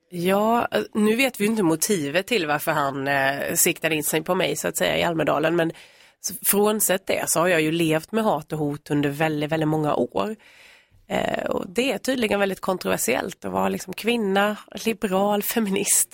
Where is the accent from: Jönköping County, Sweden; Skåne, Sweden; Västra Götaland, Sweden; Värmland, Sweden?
Jönköping County, Sweden; Värnamo; moved away as an adult; now in Nacka, Sweden; vi kommer ju från Värnamo i Småland, både jag och min man. Eh, men vi har ju bott här i tio år